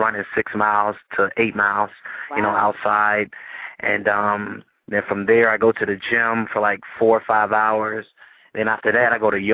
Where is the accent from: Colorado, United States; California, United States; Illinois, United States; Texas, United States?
Illinois, United States; Chicago; Growing up in Chicago, I'm from Chicago, Illinois. So growing up in Chicago, it was like, you know, you got to fight every day.